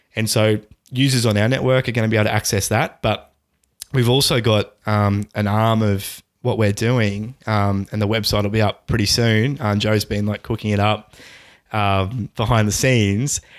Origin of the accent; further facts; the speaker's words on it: Australia; Australians, we generally play on Australian servers.